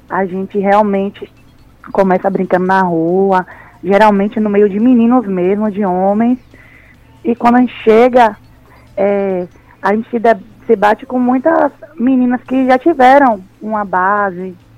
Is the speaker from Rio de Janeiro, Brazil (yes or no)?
no; Tucano, Bahia, Brazil; also born or lived in São Paulo; E minha mãe veio para Bahia, né? Que a gente é do interior, lá de Tucano. Aí a gente veio morar aqui